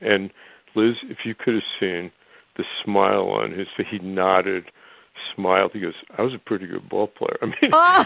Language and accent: English; Elmwood Park, New Jersey, United States; growing up in New Jersey